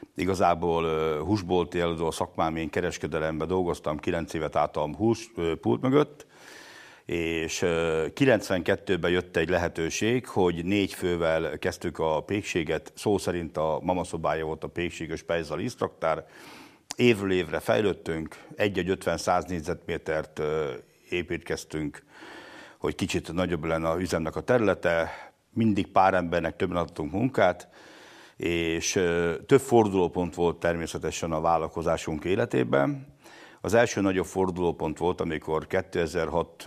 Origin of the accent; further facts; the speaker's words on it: Lipót, Győr-Moson-Sopron, Hungary; Lipót egy 800 lelkes település, ahol abban nőttem fel